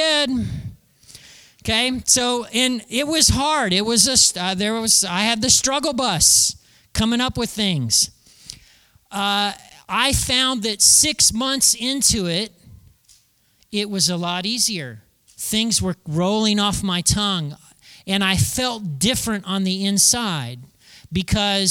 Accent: United States; being an American and living in 2019

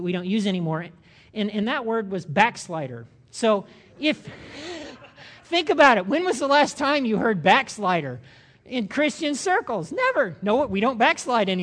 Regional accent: United States; I'm an American.

